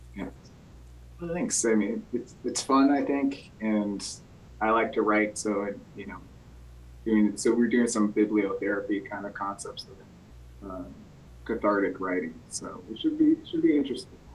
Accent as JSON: {"language": "English", "town": "Belchertown", "region": "Massachusetts", "country": "United States", "tie": "born or raised there", "said": "I grew up in Belchertown"}